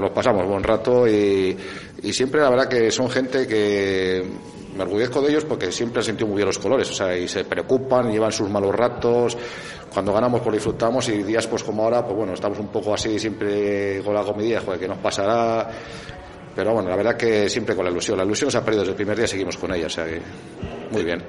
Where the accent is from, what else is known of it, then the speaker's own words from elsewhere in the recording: Valladolid, Castile and León, Spain; now in Viana de Cega, Spain; yo vivo en Viana, aunque soy de, que nací en Valladolid